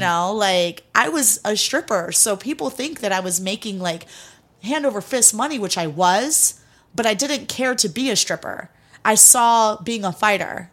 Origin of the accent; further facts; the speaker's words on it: Cleveland, Ohio, United States; also born or lived in Greece; I grew up in Cleveland, Ohio. Born in Cleveland, was raised in Greece for a little while with my grandparents, and then moved back to America, um, when I was young.